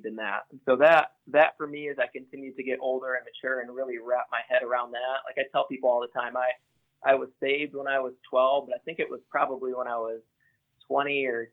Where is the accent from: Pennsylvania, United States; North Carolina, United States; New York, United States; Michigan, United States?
Michigan, United States; Grand Rapids; I grew up in a Christian home. I'm from Grand Rapids, Michigan. So I grew up going to church